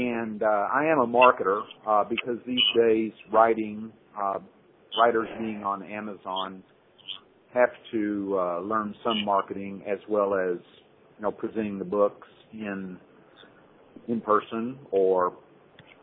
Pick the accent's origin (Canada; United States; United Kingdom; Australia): United States; Fort Worth, Texas; moved away as an adult; now in Hong Kong; I grew up in Cowtown, which is Fort Worth, Texas, and near there